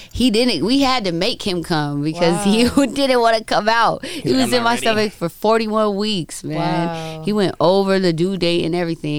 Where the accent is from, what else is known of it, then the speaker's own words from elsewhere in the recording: California, United States; I'm actually from the Inland Empire.